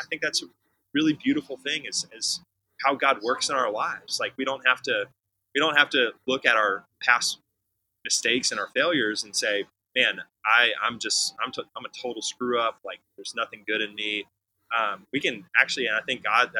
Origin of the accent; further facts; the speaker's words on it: Houston, Texas, United States; I was born in Houston